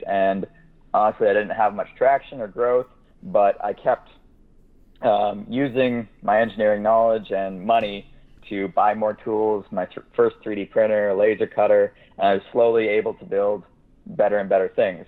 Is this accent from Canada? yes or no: yes; Kitchener, Ontario, Canada; I'm Canadian. I was born in Kitchener, Ontario, which is about an hour west of Toronto